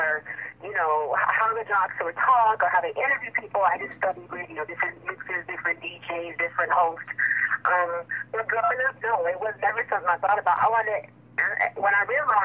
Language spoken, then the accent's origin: English; Connecticut, United States; I'm from Connecticut